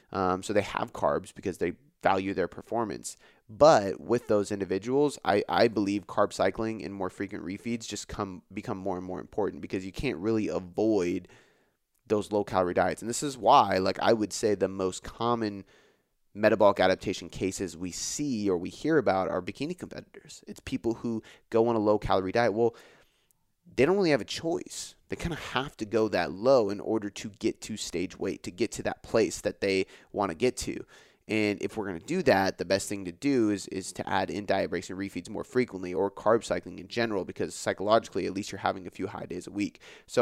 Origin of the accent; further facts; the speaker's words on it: West Coast, United States; a lot of East Coast rap, even though I'm from the West Coast.